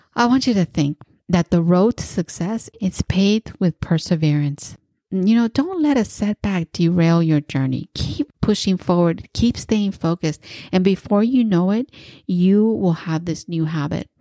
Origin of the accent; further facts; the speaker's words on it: East Bay, California, United States; I am from the East Bay and my neighbor is San Francisco